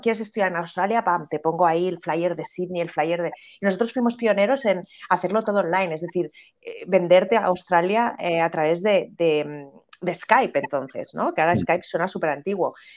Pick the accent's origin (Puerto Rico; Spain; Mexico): Spain; en España